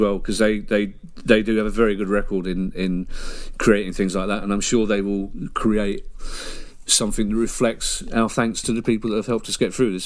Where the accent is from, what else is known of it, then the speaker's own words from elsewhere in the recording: United Kingdom; we're British